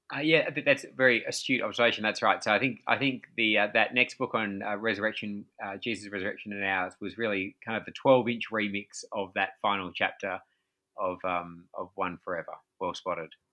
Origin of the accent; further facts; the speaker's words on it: Australia; I'm from Australia